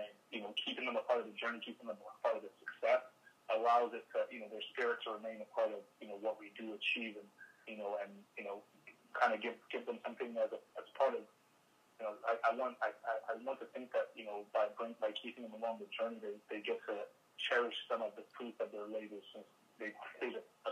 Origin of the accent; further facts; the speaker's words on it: Nigeria; also born or lived in Sacramento, United States; I grew up in Nigeria. I was born in Nigeria, grew up partly in Nigeria, partly in Sacramento.